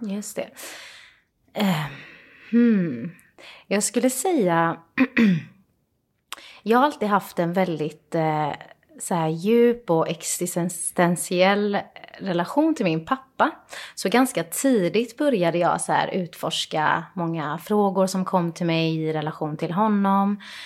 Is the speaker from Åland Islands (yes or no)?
no; Iran; now in Sweden; Jag är ju från Iran och vi gillar ju väldigt mycket att dricka te